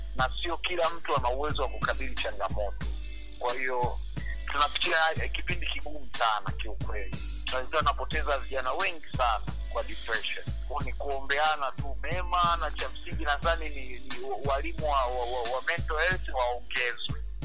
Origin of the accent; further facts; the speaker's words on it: Mwanza, Tanzania; moved away; also born or lived in Dar es Salaam; nimezaliwa Bigando, Mwanza, nilisukuma kabisa kama tena ni msukuma kabisa